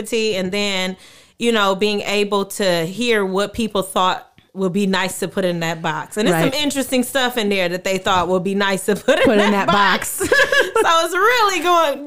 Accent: Detroit, Michigan, United States; moved away as an adult; now in Atlanta, United States; I grew up in Detroit, born and raised

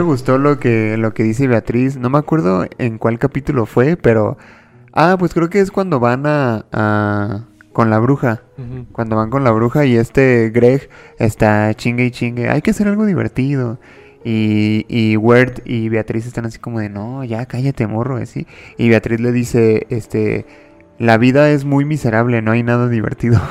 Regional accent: Mexico; soy de México

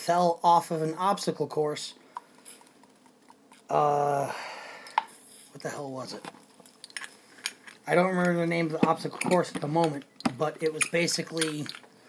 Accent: New York City, New York, United States; I'm from Staten Island, New York, and I literally watched 9/11 happen with my own eyes

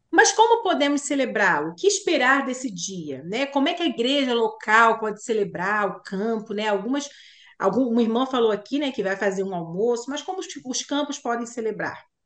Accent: Duque de Caxias, Rio de Janeiro, Brazil; eu sou de Caxias

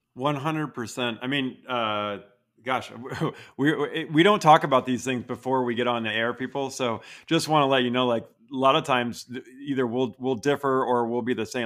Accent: Vermont, United States; now in Utah, United States; I grew up in Vermont.

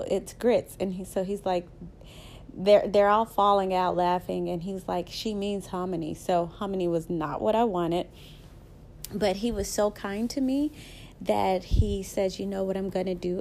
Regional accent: the South, United States; accent: Southern; So I'm a Southern girl, as you can tell by my accent. I am very Southern

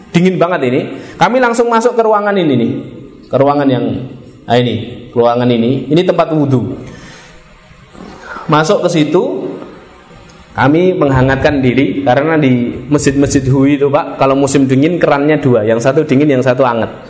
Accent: Indonesia; Kalian dari mana? Indonesia. Muslim.

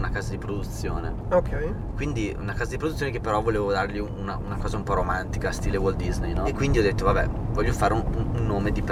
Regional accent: Modena, Emilia-Romagna, Italy; io sai che sono di Modena.

